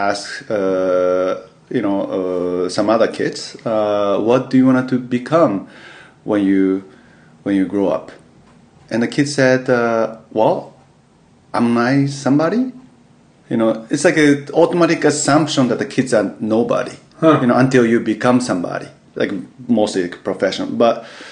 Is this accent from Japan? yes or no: yes; Yokohama, Kanagawa, Japan; English is a second language; moved away as an adult; also born or lived in United States; I was born and raised in Yokohama, Tokyo, near Tokyo, in Japan.